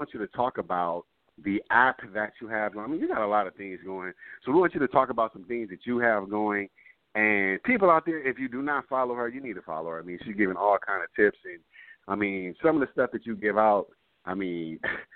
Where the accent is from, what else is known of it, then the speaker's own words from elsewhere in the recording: Compton, California, United States; I am from Compton